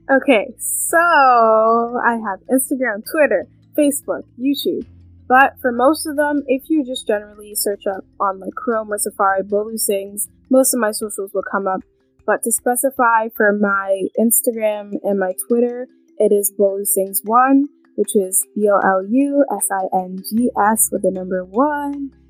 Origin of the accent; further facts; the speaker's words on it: Canada; also born or lived in London, England; I was born um, in England, London, England, but I am from Canada. I moved to Canada when I was two